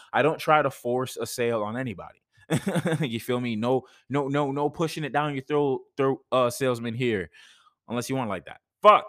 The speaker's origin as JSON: {"language": "English", "country": "Jamaica", "said": "like I'm from Jamaica, right? No, it's the fact that throughout my time here, like even when I was living in Jamaica, like I legit had people"}